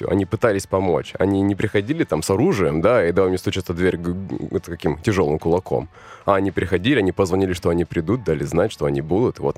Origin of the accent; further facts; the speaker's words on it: Khabarovsk, Khabarovsk Krai, Russia; also born or lived in Vladivostok; now in Moscow, Russia; Не, я родился в Владивостоке, жил я в Хабаровске.